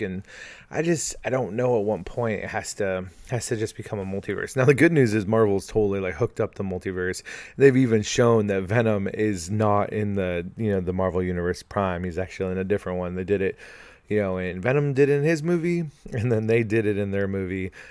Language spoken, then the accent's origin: English; California, United States; I'm from California